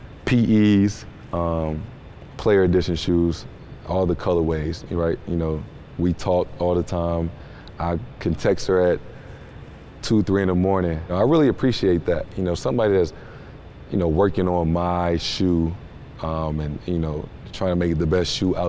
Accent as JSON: {"language": "English", "town": "St. Louis", "region": "Missouri", "country": "United States", "said": "I'm from St. Louis"}